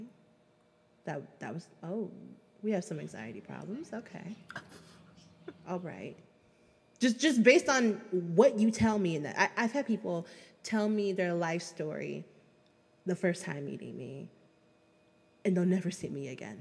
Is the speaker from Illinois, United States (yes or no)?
yes; Chicago, Illinois, United States; I'm a Chicagoan